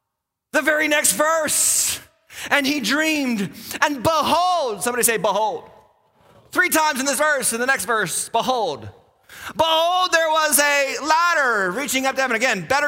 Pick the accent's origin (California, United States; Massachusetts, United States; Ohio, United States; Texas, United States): Massachusetts, United States; Western; I grew up in Western Massachusetts. There ain't no streetlights out there. Literally, I was in a town where there was zero, I kid you not, zero stoplights in the whole town.